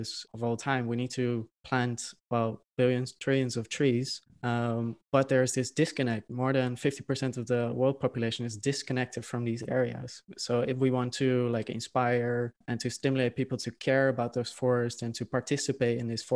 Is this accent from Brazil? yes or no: no; Netherlands; I'm originally from the Netherlands